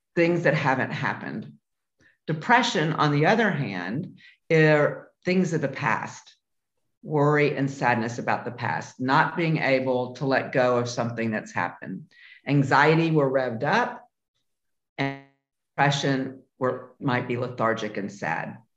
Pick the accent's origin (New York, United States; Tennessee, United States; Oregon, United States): Tennessee, United States; Memphis; moved away; I was born and raised in Memphis, Tennessee.